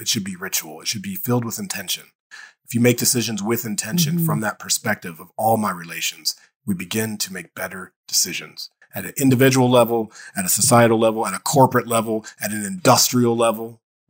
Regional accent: Dayton, Ohio, United States; I grew up in Dayton, Ohio. So I'm in Ohio.

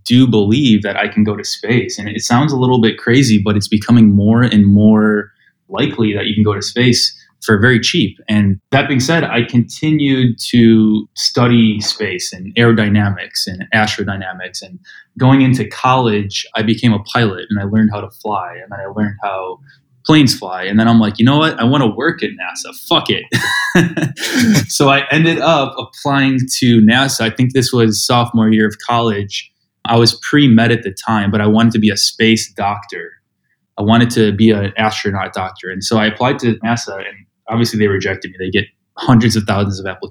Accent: Skokie, Illinois, United States; moved away as an adult; now in Austin, United States; I grew up in Skokie

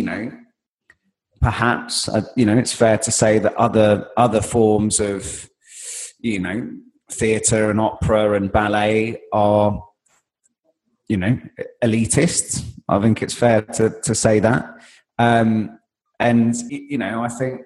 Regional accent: London, United Kingdom; I am a Londoner, and I live in central London

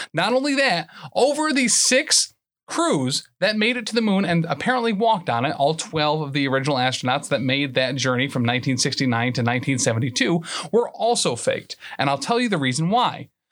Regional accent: San Diego, California, United States

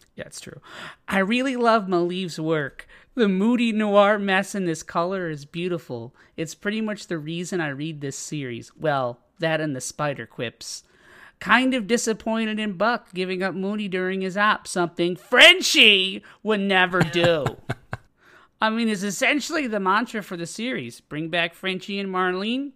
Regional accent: Chicago, Illinois, United States; as being a Chicagoan

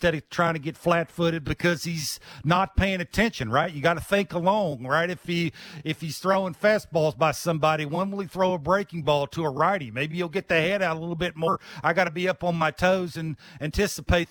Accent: Virginia, United States; I grew up in Virginia

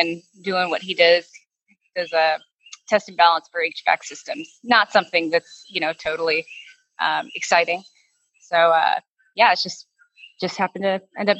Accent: Houston, Texas, United States; Houston, Texas. Born and raised in Texas.

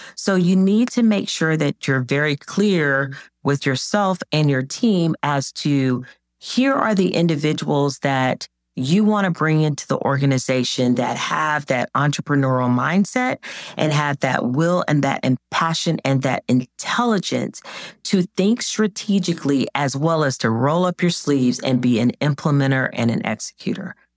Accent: Jacksonville, Florida, United States; when I was growing up in Jacksonville, Florida

